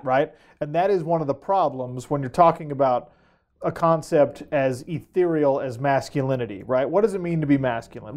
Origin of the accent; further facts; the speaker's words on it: Sandy, Utah, United States; I grew up in Sandy, Utah, in a mid, upper middle class family